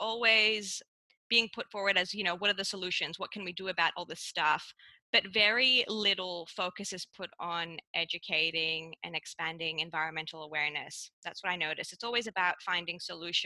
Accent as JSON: {"language": "English", "country": "Cyprus", "tie": "born or raised there", "also_born_or_lived": "Melbourne, Australia", "moved": "as an adult", "lives_now": "Australia", "said": "growing up in Cyprus"}